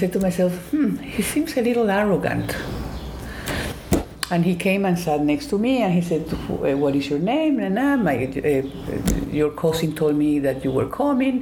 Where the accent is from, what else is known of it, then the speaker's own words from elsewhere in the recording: Colombia; English is a second language; moved away as an adult; also born or lived in Atlanta, Georgia; I'm from Colombia, South America. And I finished high school and I wanted to go to college